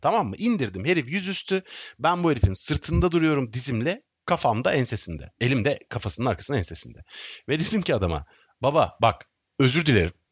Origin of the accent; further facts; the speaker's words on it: Istanbul, Turkey; also born or lived in Sivas (father's side); Ben teşvikiyeliyim